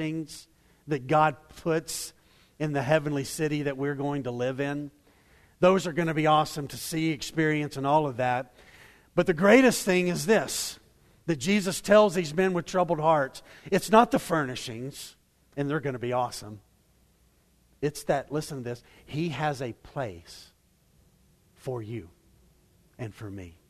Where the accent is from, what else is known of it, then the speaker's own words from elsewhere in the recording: Waco, Texas, United States; I grew up in Waco